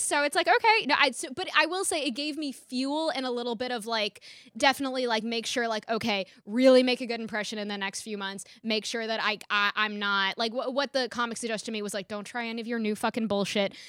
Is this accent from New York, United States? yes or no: yes; Rye, New York, United States; born or raised there